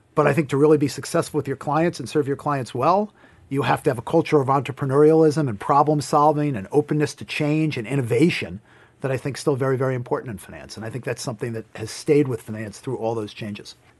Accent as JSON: {"language": "English", "town": "Hartsdale", "region": "New York", "country": "United States", "tie": "born or raised there", "said": "I grew up in a town called Hartsdale, New York"}